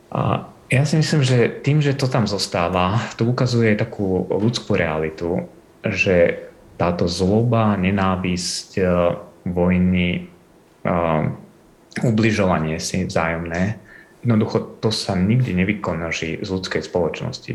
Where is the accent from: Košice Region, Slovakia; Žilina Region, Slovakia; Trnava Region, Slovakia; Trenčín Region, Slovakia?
Trnava Region, Slovakia; near Trnava; moved away as an adult; also born or lived in United States; ja keď som vyrastal, tak som vyrastal pri Trnave a akože v tej našej dedinke